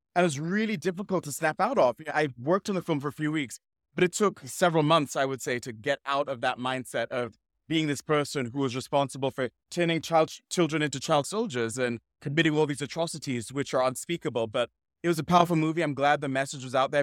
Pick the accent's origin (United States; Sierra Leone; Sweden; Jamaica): Sierra Leone; originally I'm from Sierra Leone.